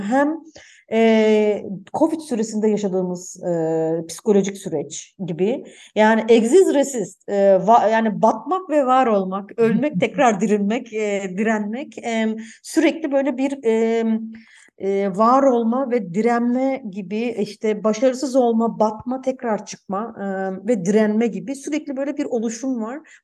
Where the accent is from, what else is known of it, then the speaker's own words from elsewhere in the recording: Germany; benim de babam Almanya'ya işçi olarak gitti. Ben de Almanya'da doğdum.